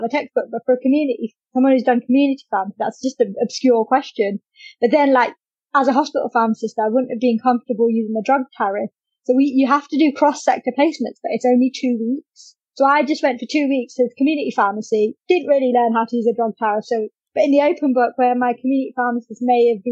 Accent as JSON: {"language": "English", "region": "London", "country": "United Kingdom", "also_born_or_lived": "Kent / Maidstone", "moved": "as an adult", "said": "I'm from London originally."}